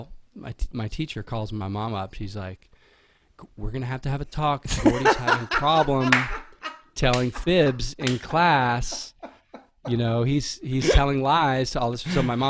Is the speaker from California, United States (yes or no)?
yes; San Diego, California, United States; born there; also born or lived in Virginia Beach / Houston; And I was born in Miramar actually. Like he was based in San Diego when I was born, and then we moved to Virginia Beach and then to Houston.